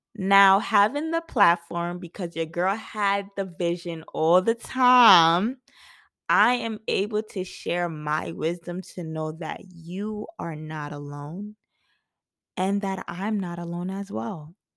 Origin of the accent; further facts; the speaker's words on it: New York City, New York, United States; I was born and raised in Brooklyn, New York